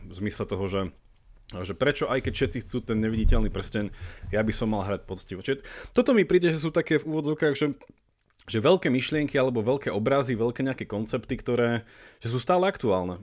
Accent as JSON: {"language": "Slovak", "country": "Slovakia", "also_born_or_lived": "Italy / Belgium / England", "moved": "as an adult"}